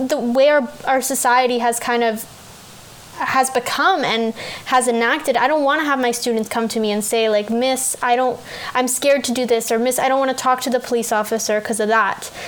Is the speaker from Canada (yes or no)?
yes; Canada; as a Canadian, I'm 20 now